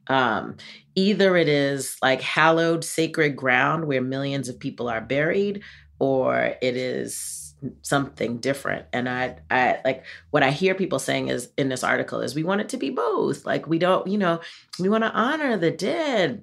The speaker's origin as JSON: {"language": "English", "town": "New York City", "region": "New York", "country": "United States", "moved": "yes", "said": "I am a real New Yorker"}